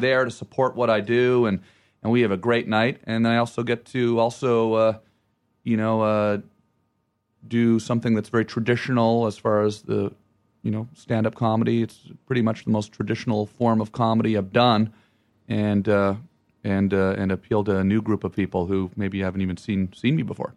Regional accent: Ottawa, Ontario, Canada; moved away; I say Ottawa

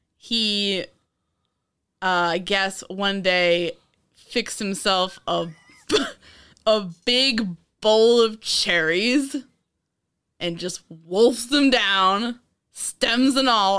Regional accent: New York, United States; I'm from New York.

